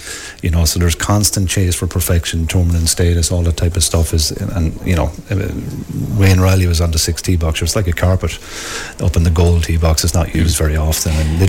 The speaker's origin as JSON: {"language": "English", "town": "Wexford", "region": "Leinster", "country": "Ireland", "also_born_or_lived": "Switzerland", "accent": "Wexford", "said": "Yeah, you're not getting my Wexford accent, so no."}